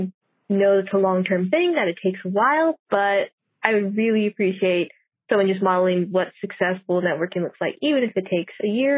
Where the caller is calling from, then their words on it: Orange County, California, United States; I'm from Orange County, California